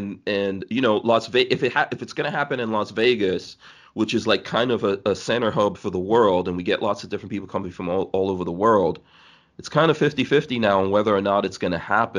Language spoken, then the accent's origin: English; Guyana; born there; also born or lived in Nigeria; You know, I've lived in Nigeria. And like I said, I was born in Guyana.